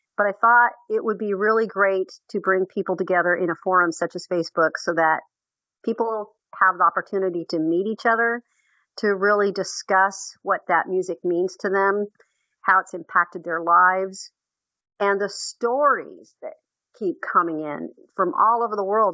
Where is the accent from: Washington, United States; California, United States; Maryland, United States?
Washington, United States; Seattle; I was born and raised in Seattle, Washington.